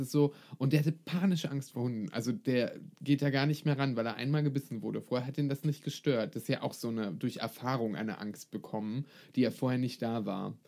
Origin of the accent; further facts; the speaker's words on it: Brandenburg, Germany; Vielleicht komme ich aus Brandenburg